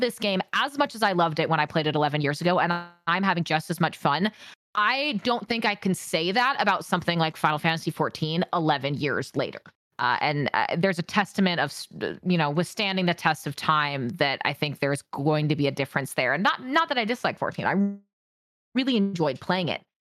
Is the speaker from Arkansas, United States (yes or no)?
no; Washington, United States; I grew up in Washington State